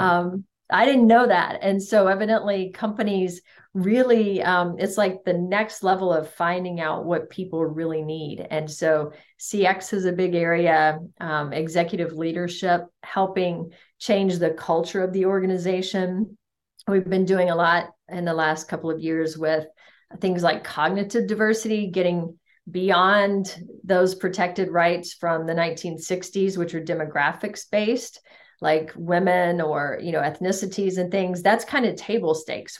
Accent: United States; I was an anomaly as an American

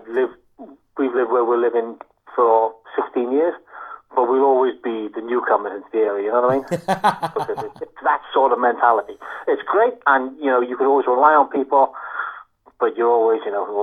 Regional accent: Liverpool, North West England, United Kingdom; now in Wales; I'm a Scouser, mate.

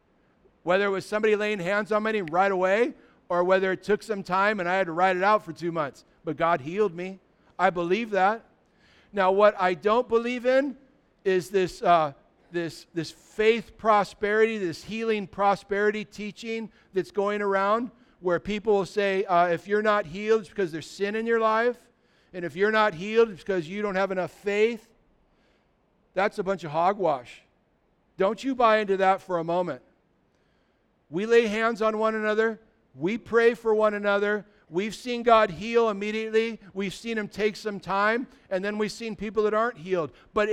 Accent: California, United States; I remember when we were kids, we grew up in California, and we used to, as teenagers, drive across the border to go surf in Mexico.

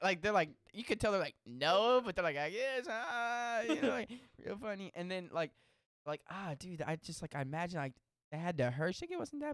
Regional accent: Texas, United States; we're from Texas.

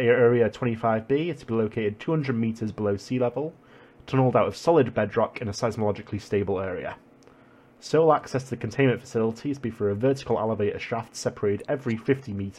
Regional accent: England, United Kingdom; I'm English

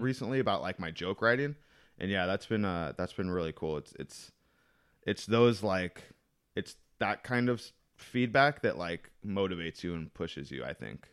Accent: El Cajon, California, United States; I was born out here in El Cajon

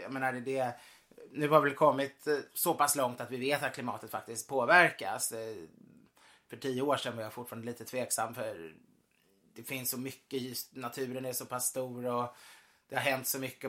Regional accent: Sweden; min familj har ju varit katolik så många generationer så man känner sig mm. inte alltid helt som svensk fast vi är svenskar.

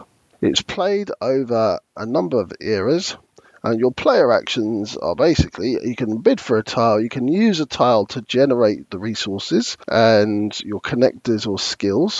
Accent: London, United Kingdom; born and bred in London

